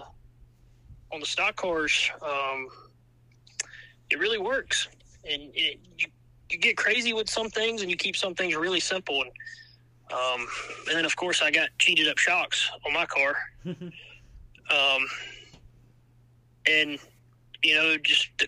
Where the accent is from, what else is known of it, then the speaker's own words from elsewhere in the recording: Savannah, Georgia, United States; I'm from the Savannah area, so I'm only about 30 minutes from Scriven.